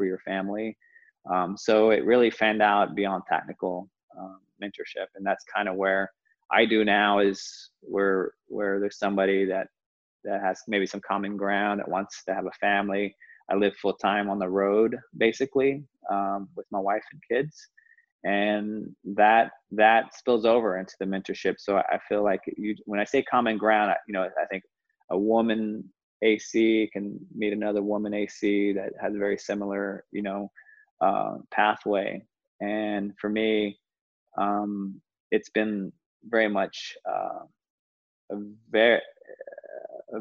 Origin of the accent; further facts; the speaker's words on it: Dallas, Texas, United States; moved away; also born or lived in Los Angeles; I was from Dallas, and Latino